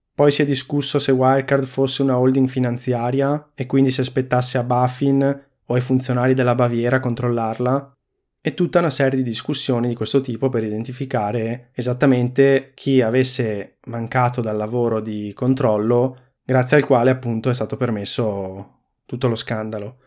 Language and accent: Italian; Veneto, Italy; sono veneto